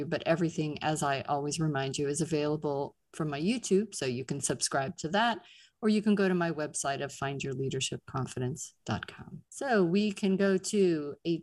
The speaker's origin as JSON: {"language": "English", "town": "Pittsburgh", "region": "Pennsylvania", "country": "United States", "accent": "Pittsburgh", "said": "Our Pittsburgh and New York accents"}